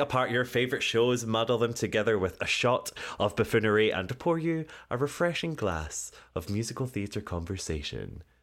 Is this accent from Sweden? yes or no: no; United Kingdom; I'm British